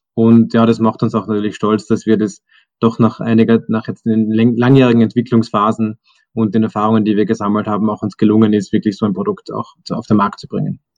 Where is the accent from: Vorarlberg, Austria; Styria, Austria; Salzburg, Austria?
Salzburg, Austria; Zell am See; moved away as an adult; now in Vienna, Austria; ich bin ursprünglich aus dem Salzburger Land, bin in Zell am See aufgewachsen, dann zum Studieren nach Wien gekommen